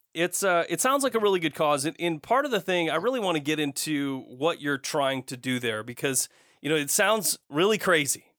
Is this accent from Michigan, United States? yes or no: yes; Flint, Michigan, United States; moved away as an adult; also born or lived in Portland area; now in Portland, United States; That's where I grew up, went to, uh, school, el, high school, graduated, and, uh, I left.